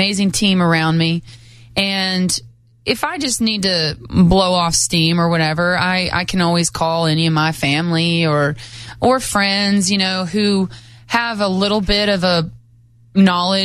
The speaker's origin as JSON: {"language": "English", "town": "Lamar", "region": "Colorado", "country": "United States", "tie": "born or raised there", "said": "I'm from Colorado, but I grew up 8 hours from Montrose"}